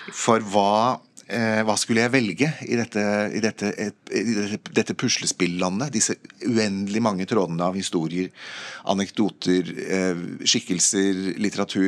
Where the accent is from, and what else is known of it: Norway